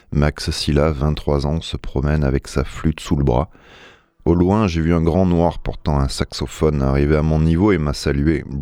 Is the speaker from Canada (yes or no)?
no; Martinique; mais je parle français, je suis martiniquais.